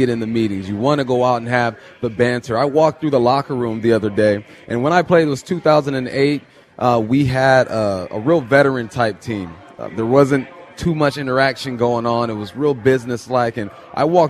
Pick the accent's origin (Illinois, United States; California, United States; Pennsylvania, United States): California, United States; moved away as an adult; also born or lived in Washington; when I grew up in California